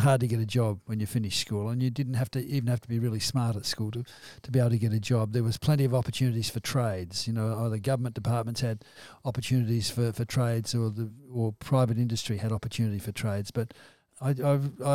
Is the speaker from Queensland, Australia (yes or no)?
no; Victoria, Australia; now in South Australia, Australia; I was born in Victoria.